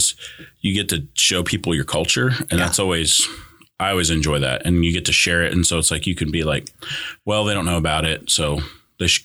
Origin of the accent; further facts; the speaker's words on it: California, United States; first language Spanish; English is a second language; now in Broken Arrow, United States; growing up in California is we grew up really poor